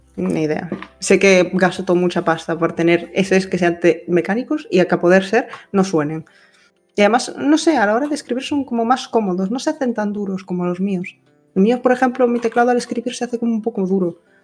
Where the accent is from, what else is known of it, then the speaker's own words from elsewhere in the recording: Spain; hasta las 3 de la mañana en mi país